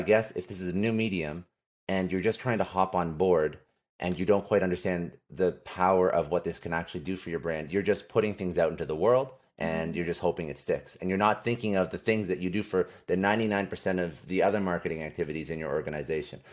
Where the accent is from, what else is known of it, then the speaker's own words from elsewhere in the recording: Canada; now in United States; I'm originally from Canada. Uh, now uh, I'm in the States